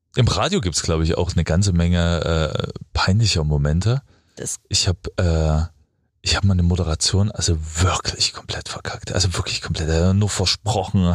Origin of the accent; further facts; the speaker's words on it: Freiberg, Saxony, Germany; ich bin in Freiberg groß geworden